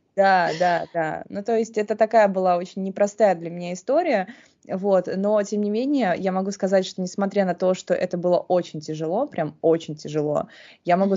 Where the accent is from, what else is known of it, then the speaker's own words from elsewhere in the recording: Saint Petersburg, Russia; я выросла в Санкт-Петербурге